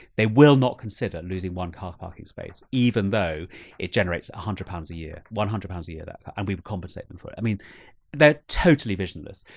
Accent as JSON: {"language": "English", "country": "United Kingdom", "said": "I've never been more ashamed to be British"}